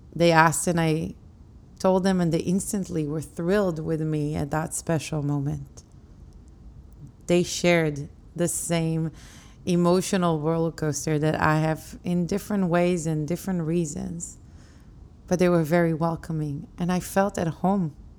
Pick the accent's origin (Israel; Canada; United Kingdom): Israel; now in New York City, United States; back home to where I grew up in Israel.